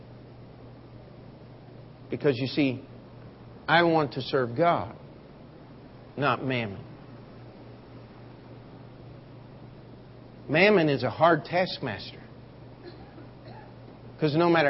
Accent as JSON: {"language": "English", "town": "Baltimore", "region": "Maryland", "country": "United States", "said": "I'm from Baltimore"}